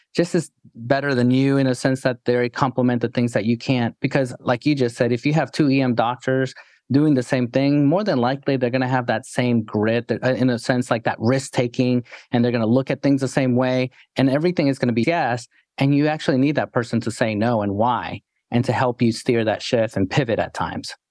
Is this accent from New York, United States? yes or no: yes; New York City, New York, United States; moved away; also born or lived in Texas; growing up in New York City